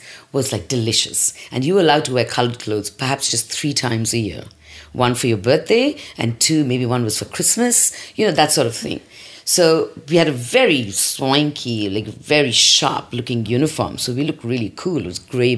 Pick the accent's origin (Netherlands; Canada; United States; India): India; growing up in India